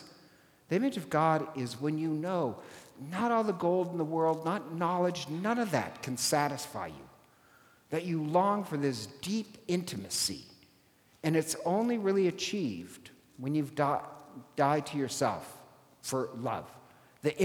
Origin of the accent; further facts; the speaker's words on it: Ireland; I'm Irish